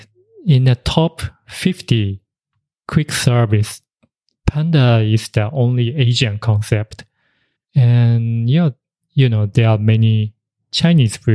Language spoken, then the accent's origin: English; Japan; English is a second language; moved away; also born or lived in Tokyo, Japan; he stayed in the countryside when originally I grew up.